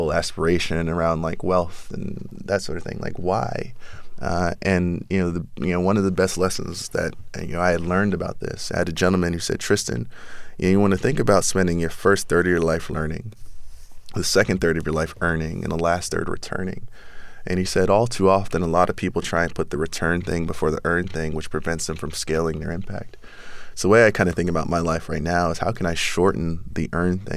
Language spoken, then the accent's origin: English; New York City, New York, United States; born or raised there